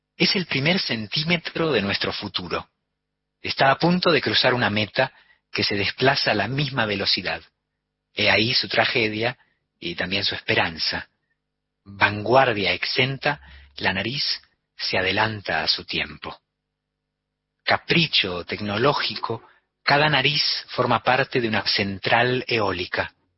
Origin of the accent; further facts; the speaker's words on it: Spain; also born or lived in Argentina; me eduqué en la escuela como un español